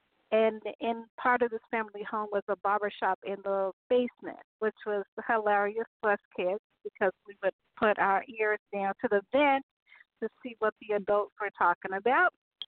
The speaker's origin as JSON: {"language": "English", "town": "Chicago", "region": "Illinois", "country": "United States", "tie": "born or raised there", "said": "growing up in Chicago, I went to theaters. I went to movies. I went to carnivals. I played outside until the lights went down."}